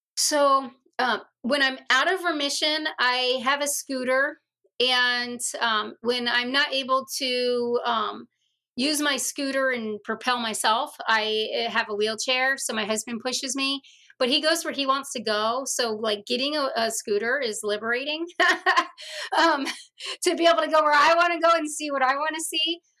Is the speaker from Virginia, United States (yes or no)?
yes; Virginia, United States; I grew up in Virginia, and we had the mosquito man.